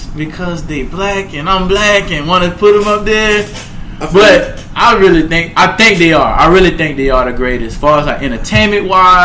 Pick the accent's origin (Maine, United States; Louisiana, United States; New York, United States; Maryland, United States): Louisiana, United States; See, I'm from Louisiana. You couldn't. Anything No Limit or Cash Money, bro.